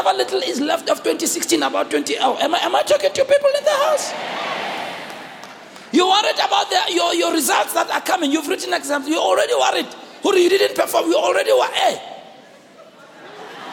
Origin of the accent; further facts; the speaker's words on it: Soweto, Gauteng, South Africa; we grew up in Soweto here in small yards